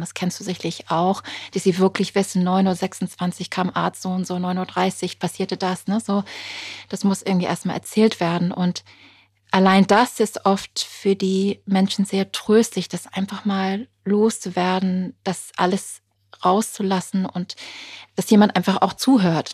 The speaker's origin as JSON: {"language": "German", "country": "United Kingdom", "tie": "born or raised there", "second_language": "German", "moved": "yes", "said": "Ich bin ja gebürtige Britin."}